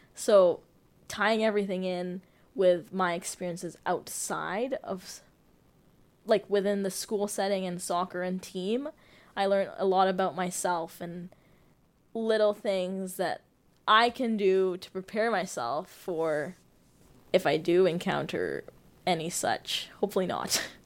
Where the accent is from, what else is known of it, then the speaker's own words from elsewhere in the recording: Toronto, Ontario, Canada; moved away as an adult; also born or lived in Uganda / Ottawa; now in Abbotsford, Canada; I was born in Uganda, grew up in Toronto most of my life.